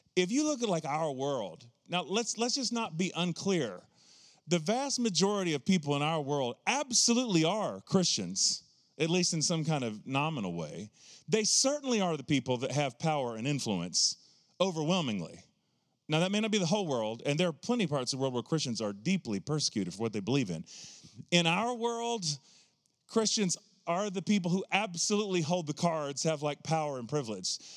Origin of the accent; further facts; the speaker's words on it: the South, United States; I always refer to myself as a hillbilly Pentecostal, 'cause I grew up in the South